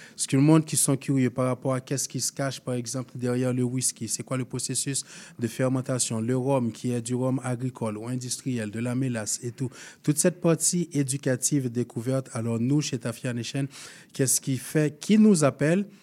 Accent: Haiti; moved away as an adult; now in Canada; Je viens d'Haïti.

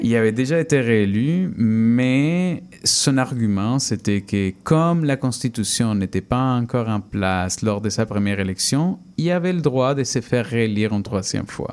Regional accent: Peru; now in Canada; quand j'étais enfant adolescent au Pérou

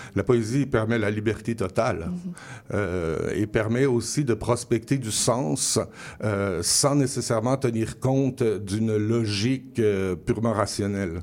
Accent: Quebec, Canada; first language French; notre parlure, on hein, appelons ça comme ça, notre parler français est, euh, est propre euh, à l'utilisation de la métaphore

